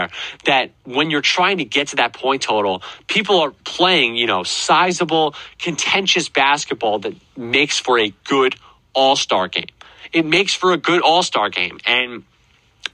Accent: United States; I'm an American

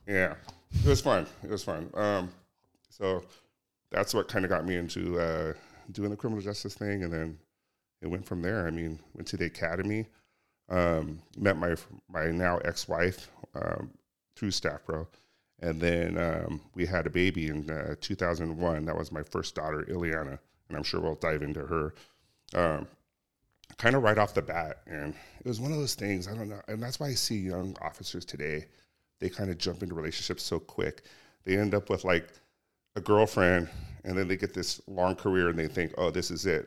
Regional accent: Cerritos, California, United States; I grew up locally. I grew up in Cerritos, went to Artesia High School

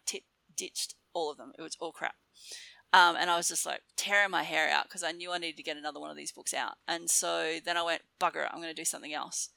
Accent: Darwin, Northern Territory, Australia; moved away as an adult; also born or lived in Mount Gambier, South Australia / Melbourne, Victoria; I grew up in Darwin, which was feral.

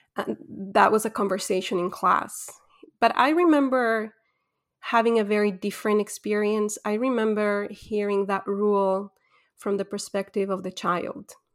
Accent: Ecuador; moved away as an adult; also born or lived in Quito / Egypt; I'm born and raised in Ecuador

